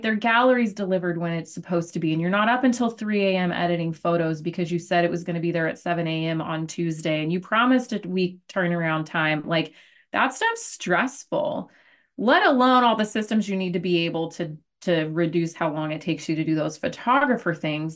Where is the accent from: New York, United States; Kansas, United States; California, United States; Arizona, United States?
Arizona, United States; I am from Arizona, born and raised, call it, uh, a desert rat